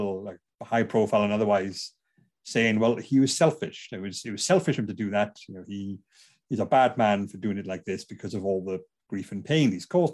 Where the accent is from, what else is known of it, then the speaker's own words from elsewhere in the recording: Bridgend, Wales, United Kingdom; I'm from Bridgend, South Wales